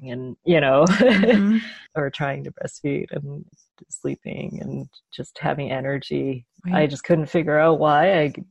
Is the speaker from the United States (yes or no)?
no; Canada; I'm Chinese Canadian. My parents were born in China and immigrated to Canada and then had me and my brother. And I grew up in Canada